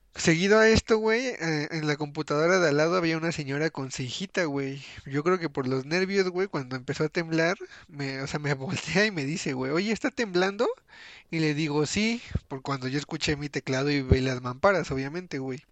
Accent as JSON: {"language": "Spanish", "country": "Mexico", "said": "nos unimos como, ahora sí que como mexicanos"}